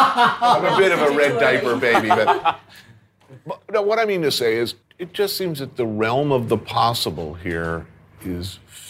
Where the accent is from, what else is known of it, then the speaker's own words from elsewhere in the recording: New York, United States; I grew up in the 50s and the 60s, and even then, Chinese restaurant, Chinese food was really an essential part of being a New Yorker.